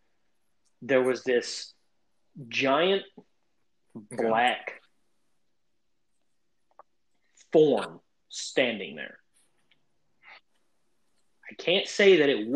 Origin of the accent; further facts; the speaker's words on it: Crossville, United States; my hometown of Crossville